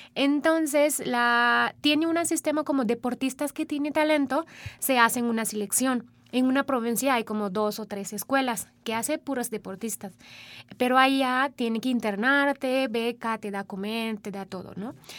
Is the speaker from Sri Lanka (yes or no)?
yes; Sri Lanka; first language Sinhala; Spanish is a second language; now in Mexico; Mi idioma se llama Sinhala, es mi idioma materna